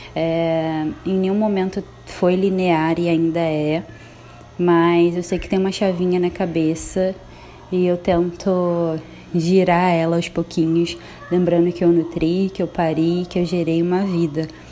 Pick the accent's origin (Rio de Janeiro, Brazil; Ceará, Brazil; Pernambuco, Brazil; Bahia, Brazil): Rio de Janeiro, Brazil; sou carioca da Gema